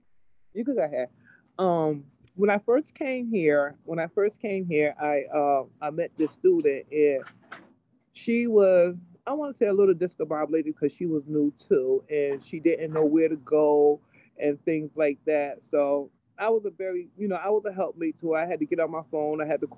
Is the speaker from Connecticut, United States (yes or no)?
yes; New Haven, Connecticut, United States; I grew up in over on Franklin Street Projects, Farnham Courts. That's where I grew up at. And I lived over there for 18 years.